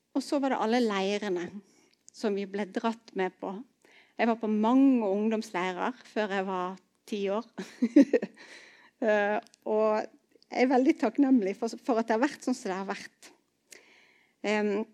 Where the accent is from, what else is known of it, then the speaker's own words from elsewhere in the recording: Bergen, Vestland, Norway; also born or lived in Arna; jeg vokste opp i Betel i Bergen